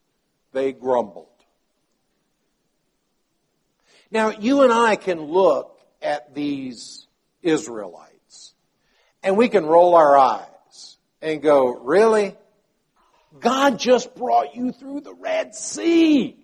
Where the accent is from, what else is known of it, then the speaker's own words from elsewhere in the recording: Palestine; my father was a medical missionary in Palestine. And so I grew up in Palestine as a child.